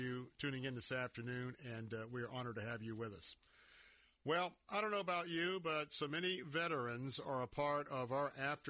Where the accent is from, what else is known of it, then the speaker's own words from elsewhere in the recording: Tampa, Florida, United States; how we ended up here in Tampa, Florida. I was born and raised here. I want to tell you that the community I grew up in here in North Hillsborough County